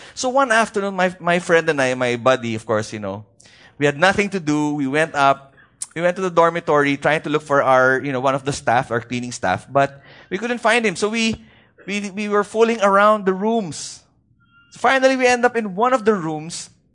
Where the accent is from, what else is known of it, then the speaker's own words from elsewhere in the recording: Baguio, Cordillera Administrative Region, Philippines; from where I come from, I come from Baguio City